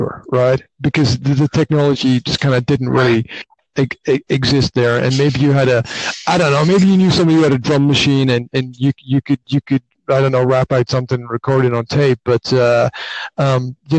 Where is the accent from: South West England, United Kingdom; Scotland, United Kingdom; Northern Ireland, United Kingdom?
Scotland, United Kingdom; Highlands of; I grew up in the Highlands of Scotland